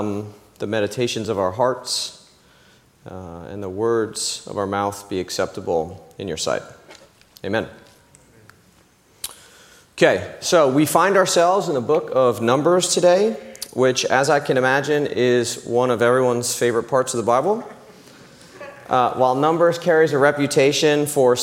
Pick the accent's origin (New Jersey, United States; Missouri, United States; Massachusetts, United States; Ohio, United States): New Jersey, United States; moved away as an adult; also born or lived in Los Angeles; now in New York, United States; I'm originally from New Jersey, grew up right outside Manhattan